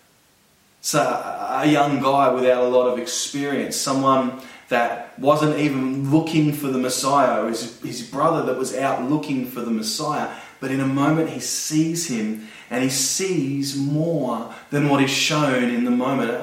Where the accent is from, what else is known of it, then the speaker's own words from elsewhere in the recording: Blacktown, New South Wales, Australia; I'm from Blacktown.